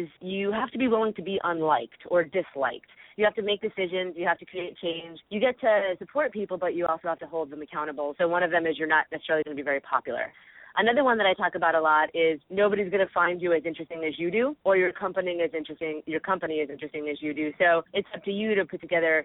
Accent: New York, United States; now in California, United States; I'm originally from New York, but now I live in California

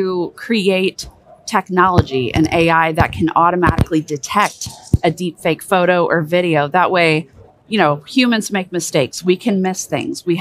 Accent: United States; I'm an American and I served in the US Army and NSA

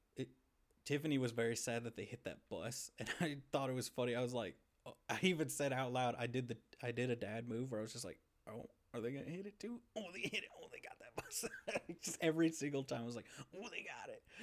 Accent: United States; also born or lived in Arkansas / Missouri; I grew up in Arkansas and Missouri

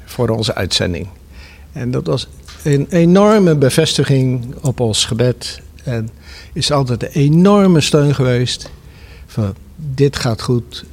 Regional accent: Zwijndrecht, South Holland, Netherlands; moved away; ik kom zelf uit Zwijndrecht, daar ben ik geboren.

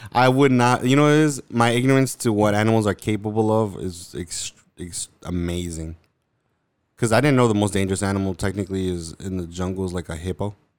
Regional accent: New York, United States; I'm from New York

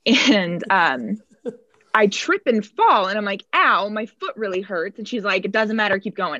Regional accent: Phoenix, Arizona, United States; I'm in flip-flops because that's what we lived in growing up in Phoenix.

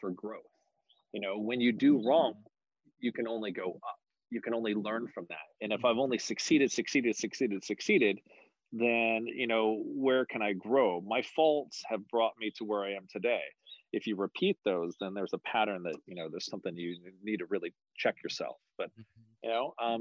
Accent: Oakhurst and Los Banos, Central Valley, California, United States; moved away as an adult; also born or lived in Modesto, California; now in San Francisco Bay Area, United States; Born and raised. I was born in Modesto, raised in a little town called Oakhurst and Los Banos out in the Central Valley

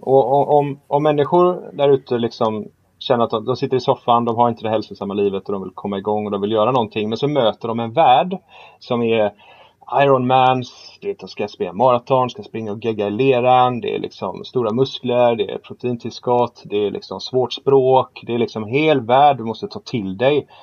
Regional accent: Gothenburg, Västra Götaland, Sweden; vi är ju från Göteborg

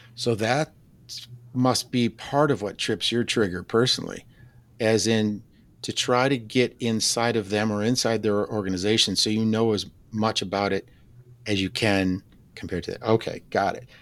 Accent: Wisconsin, United States; I'm from Wisconsin.

